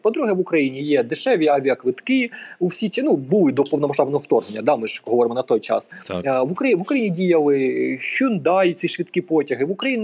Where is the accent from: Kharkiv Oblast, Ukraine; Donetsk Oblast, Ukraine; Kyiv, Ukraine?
Donetsk Oblast, Ukraine; Lyman; я сам народився в місті Лиман, це на півночі Донеччини